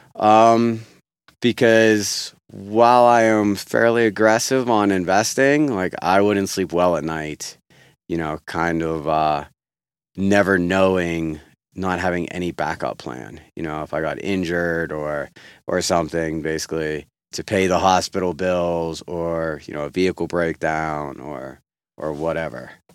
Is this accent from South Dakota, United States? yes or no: no; Pennsylvania, United States; moved away as an adult; also born or lived in New Mexico; growing up in Pennsylvania